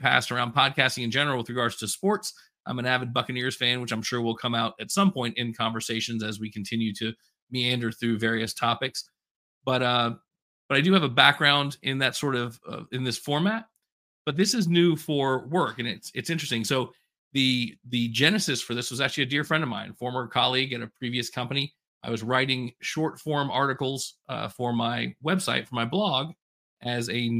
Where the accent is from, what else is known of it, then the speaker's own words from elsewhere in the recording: Polk County, Florida, United States; I grew up in Polk County